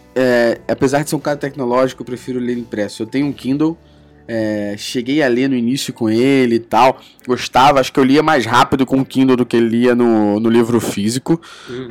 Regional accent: Rio de Janeiro, Brazil; accent: chiado; eu sou do Rio. É. então a gente fala muito chiado aqui

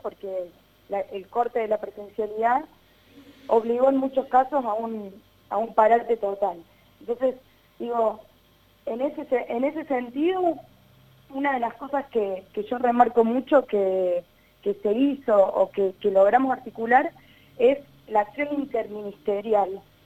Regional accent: Río Cuarto, Córdoba, Argentina; soy de Río Cuarto

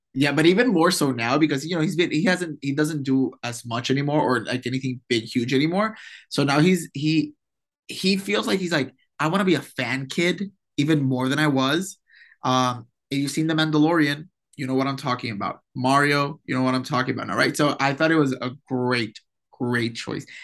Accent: Puerto Rico; accent: Puerto Rican; my Puerto Rican accent

